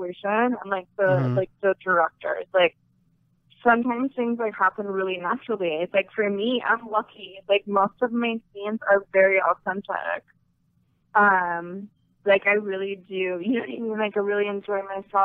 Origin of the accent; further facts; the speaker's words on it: Canada; I'm from Canada